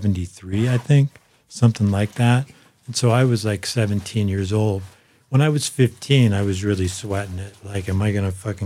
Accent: Boulder, Colorado, United States; I grew up in Boulder.

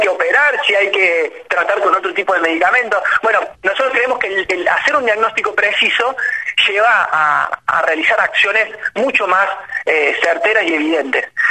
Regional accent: Río Cuarto, Córdoba, Argentina; moved away; tres somos de Córdoba, somos de Córdoba.

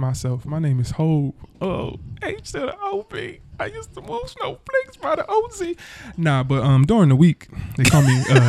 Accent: Wilmington, Delaware, United States; I'm from the city. I was born and raised and here in Wilmington. Just not too far from here. A couple blocks over, you know. And Delaware is home. You know, Delaware is home.

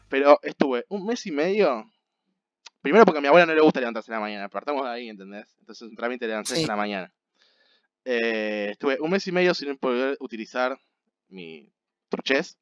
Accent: Argentina; soy argentino

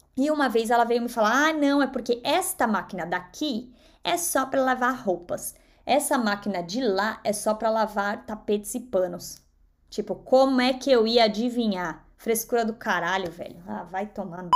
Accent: São Paulo, Brazil; first language Portuguese; moved away as an adult; now in United States; que vim da zona leste de São Paulo

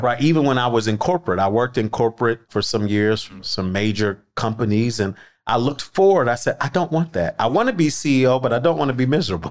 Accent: Philadelphia, Pennsylvania, United States; I am from Philly.

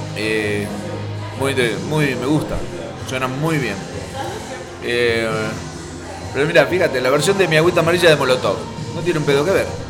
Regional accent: Buenos Aires Province, Argentina; moved away as an adult; now in Buenos Aires, Argentina; Yo soy bonaerense. Entonces a los porteños los miro medio, aunque ahora hace años que vivo en la ciudad

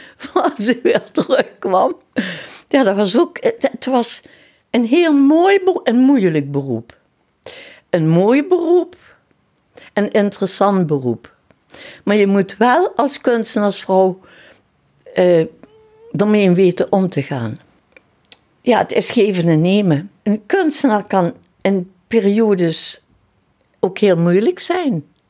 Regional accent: Kerkrade, Limburg, Netherlands; also born or lived in Heerlen; Ik ben geboren in Kerkrade

